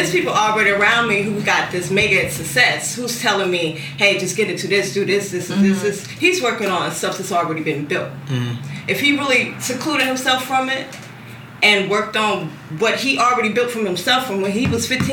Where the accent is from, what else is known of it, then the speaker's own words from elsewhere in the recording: Atlanta, Georgia, United States; now in New Orleans, United States; I'm from Atlanta